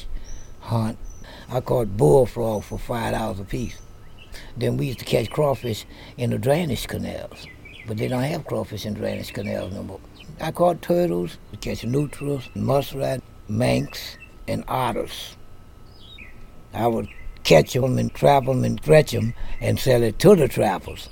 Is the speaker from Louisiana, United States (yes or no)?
yes; New Orleans, Louisiana, United States; I've been born and raised in the Snide Ward